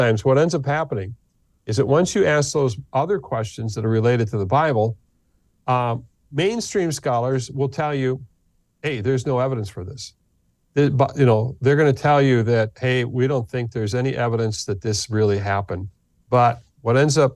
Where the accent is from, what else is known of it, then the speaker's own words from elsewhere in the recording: United States; being an American going into the Middle East